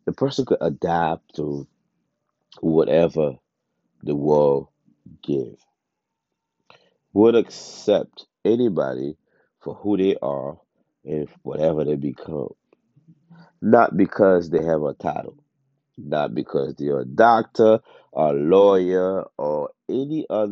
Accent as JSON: {"language": "English", "country": "Haiti", "tie": "born or raised there", "moved": "yes", "lives_now": "United States", "said": "I was born and raised in Haiti. I came to the States, at a certain age"}